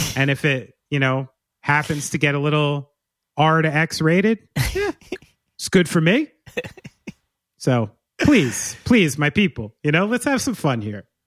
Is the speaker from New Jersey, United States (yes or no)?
yes; New Jersey, United States; I'm from here. I'm from New Jersey